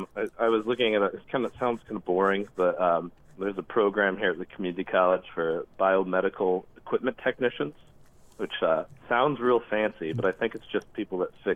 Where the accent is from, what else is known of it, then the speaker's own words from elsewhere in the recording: Jackson, Michigan, United States; now in Philadelphia, United States; I'm from Michigan, not Minneapolis.